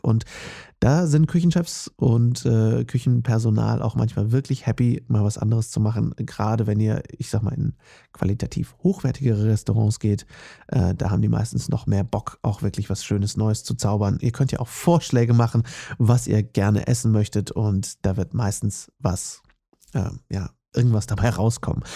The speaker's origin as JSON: {"language": "German", "town": "Herford", "region": "North Rhine-Westphalia", "country": "Germany", "tie": "born or raised there", "moved": "yes", "said": "in der Nähe meiner Heimatstadt Herford"}